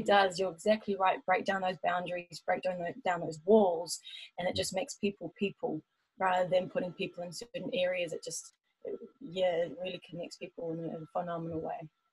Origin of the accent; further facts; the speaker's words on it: Taupo, Waikato, New Zealand; moved away as an adult; also born or lived in Auckland / Melbourne; I was born in Auckland, but then when I was about nine years old, I moved to Taupo and I did all my schooling and was raised there.